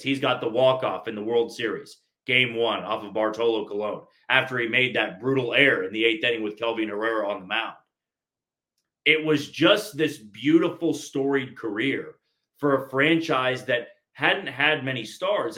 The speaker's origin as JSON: {"language": "English", "town": "Kansas City", "region": "Missouri", "country": "United States", "tie": "born or raised there", "said": "growing up in Kansas City my entire life"}